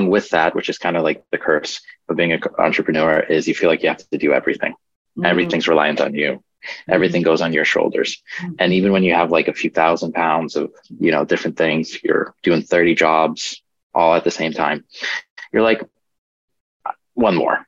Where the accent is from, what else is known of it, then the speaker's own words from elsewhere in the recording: Poland; moved away; originally we're from Poland